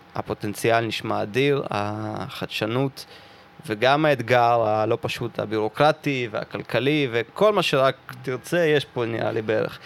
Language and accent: Hebrew; Russia; now in Israel; אני מרוסיה